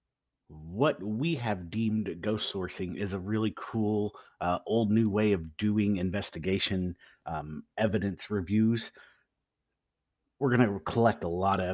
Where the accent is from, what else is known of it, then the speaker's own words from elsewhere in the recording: Central Missouri, United States; also born or lived in East Coast; I'm born and raised in Central Missouri